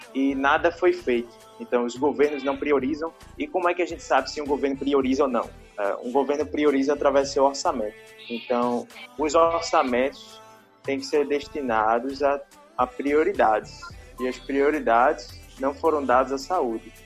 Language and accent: Portuguese; Recife, Pernambuco, Brazil; sou daqui do Recife